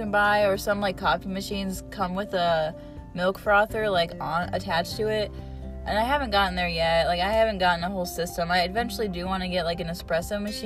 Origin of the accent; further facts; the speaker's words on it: Rootstown, Ohio, United States; my hometown, in Rootstown